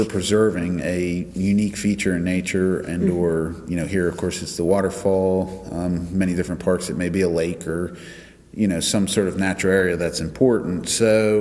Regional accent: Delaware, United States; moved away as an adult; also born or lived in West Virginia; now in Davis, United States; I grew up on the East Coast in Delaware, and I grew up on a farm.

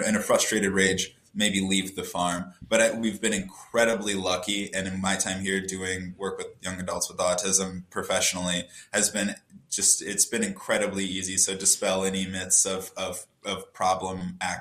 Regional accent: Oberlin, Ohio, United States; moved away as an adult; now in Chicago, United States; I'm originally from Oberlin, Ohio, so I worked at a farm there that worked with college students

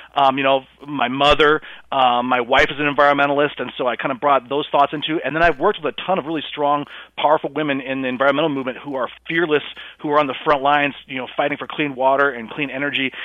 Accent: South Dakota, United States; my home state of South Dakota

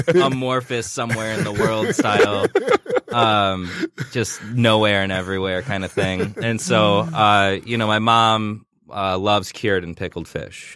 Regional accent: Royal Oak, Michigan, United States; grew up in Royal Oak, and I got a job at Noblefish when I was sixteen

